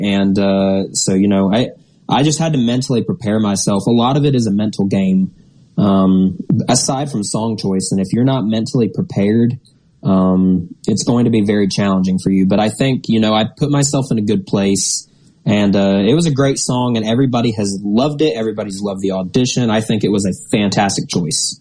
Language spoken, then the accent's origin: English; Wabash, Indiana, United States; moved away as an adult; now in Amory, United States; my hometown, Wabash, Indiana